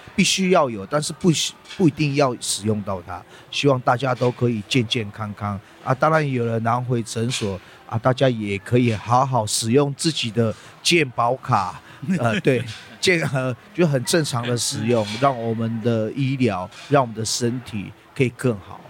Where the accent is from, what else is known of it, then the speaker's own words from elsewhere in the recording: South Link area, Taitung County, Taiwan; 我在这里长大了，在这条路，只要离开部落，我们到，呃，外面求学，当兵，都会走这条路